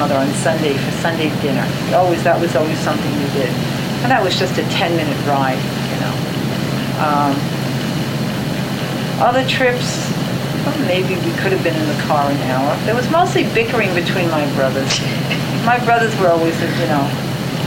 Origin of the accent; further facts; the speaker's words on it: New York City, New York, United States; I grew up in the Bronx.